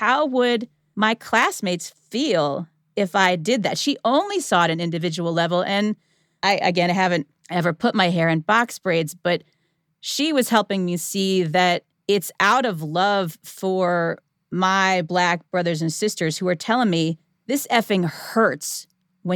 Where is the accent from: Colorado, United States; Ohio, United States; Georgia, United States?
Ohio, United States; outside of Cleveland; moved away as an adult; also born or lived in the South (college); I grew up outside of Cleveland, Ohio